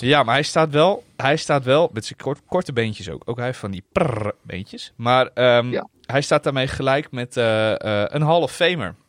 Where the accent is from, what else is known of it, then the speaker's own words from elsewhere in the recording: Netherlands; we uit Nederland kwamen